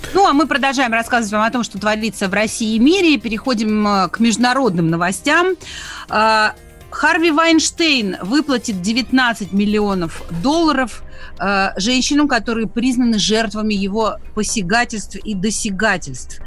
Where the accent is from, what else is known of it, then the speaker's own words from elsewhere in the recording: Makiivka, Donetsk Oblast, Ukraine; moved away; also born or lived in Khanzhonkovo; как человек, который вырос в Донбассе, э, я родом из Макеевки